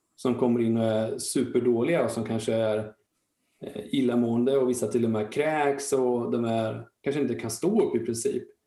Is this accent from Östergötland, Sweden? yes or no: yes; Linköping, Östergötland, Sweden; Jag är född och uppvuxen i Linköping och jag blev kvar här då